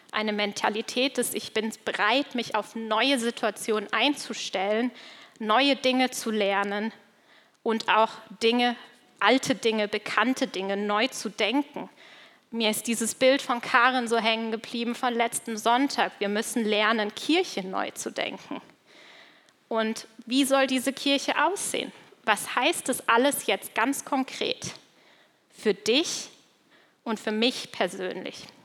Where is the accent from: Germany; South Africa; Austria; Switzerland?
Switzerland; weil das kommt tatsächlich aus der Gegend, wo ich aufgewachsen bin, aus der Schweiz.